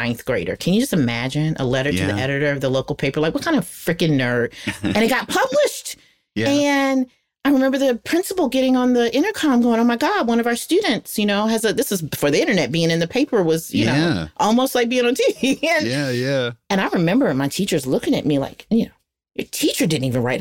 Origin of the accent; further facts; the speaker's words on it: the South, United States; now in North Carolina, United States; we're from the South